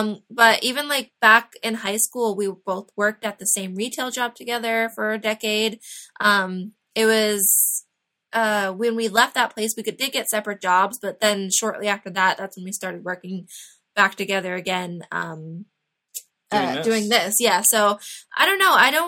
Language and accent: English; Raleigh, North Carolina, United States; moved away; I'm from Raleigh, which is funny.